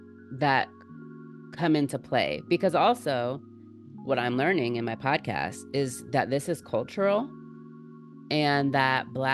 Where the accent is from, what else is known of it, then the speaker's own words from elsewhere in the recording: Jamaica; I'm from Jamaica. I grew up, they told me I can do whatever I want, and wherever I am is where I'm supposed to be.